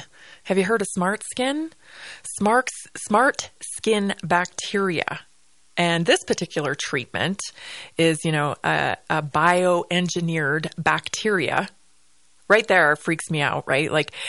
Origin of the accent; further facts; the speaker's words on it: British Columbia, Canada; Yeah, I'm from British Columbia. We didn't really get a lot of snow when I was growing up, especially.